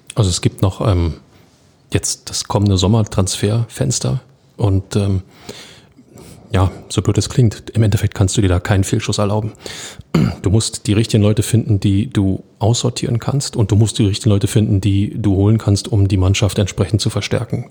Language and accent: German; Berlin, Germany; Als Berliner